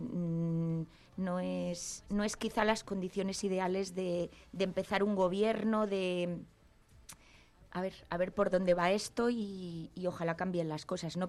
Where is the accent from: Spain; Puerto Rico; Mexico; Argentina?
Spain; Palencia, Castile and León; me traje a Palencia, a mi, a mi ciudad, a mi tierra